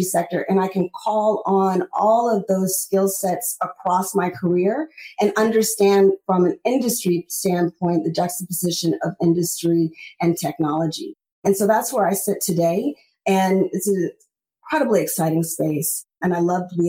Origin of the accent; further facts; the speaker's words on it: Los Angeles, California, United States; I'm from Los Angeles.